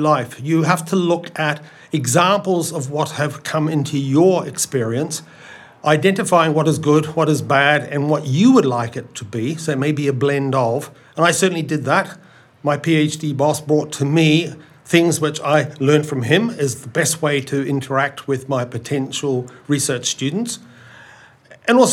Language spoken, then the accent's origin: English; New Zealand; moved away as an adult; also born or lived in North America / Canada; now in United Kingdom; my accent is not Australian. I am actually a New Zealander